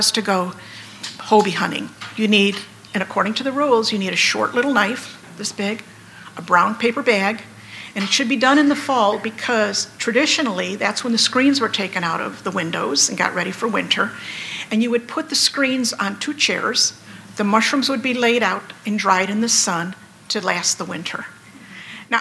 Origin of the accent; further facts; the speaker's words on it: Antioch, Illinois, United States; I grew up in Antioch, or well, actually a suburb of Antioch, Loon Lake, up north here near the Wisconsin border